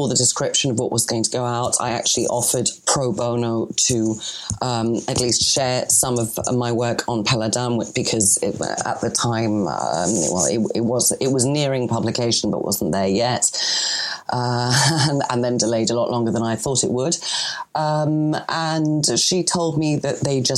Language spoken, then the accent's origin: English; Greece; accent: Greek; Excuse my French accent, but I've got a Greek accent over my French